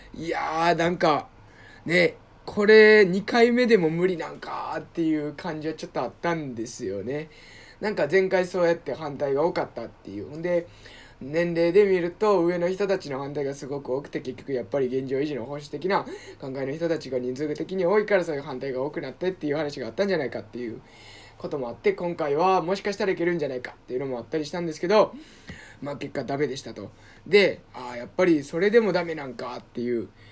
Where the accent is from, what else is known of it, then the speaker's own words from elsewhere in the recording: Osaka, Japan; moved away; 僕、大阪出身で、大阪市出身なので